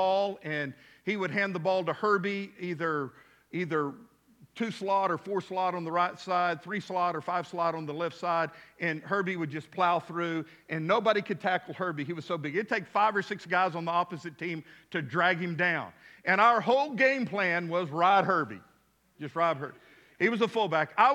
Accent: Midland, Texas, United States; now in Fort Smith, United States; I grew up in Midland, Texas

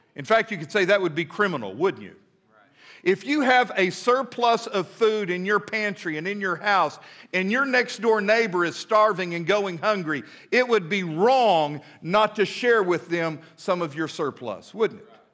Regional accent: United States; I am an American through and through

